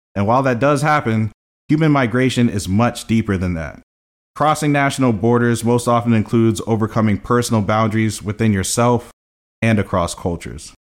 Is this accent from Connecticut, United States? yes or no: no; Columbia, Maryland, United States; also born or lived in Brooklyn, New York; growing up in Columbia